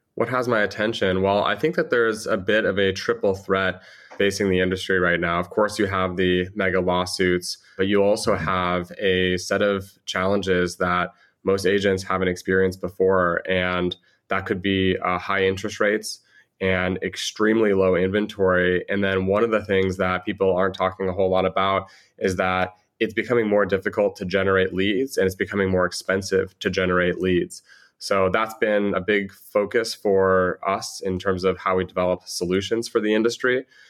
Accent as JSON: {"language": "English", "region": "Southern California", "country": "United States", "tie": "born or raised there", "also_born_or_lived": "San Francisco", "said": "I grew up in Southern California, but for the last seven or eight years, I've spent in San Francisco"}